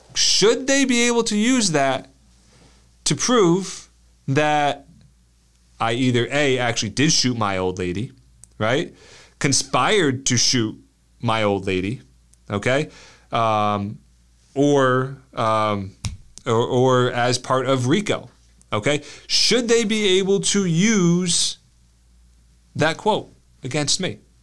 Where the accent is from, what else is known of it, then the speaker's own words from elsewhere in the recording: United States; we're American